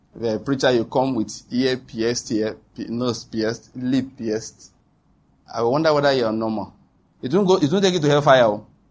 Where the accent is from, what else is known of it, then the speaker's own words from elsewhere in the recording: Nigeria; That is being a Nigerian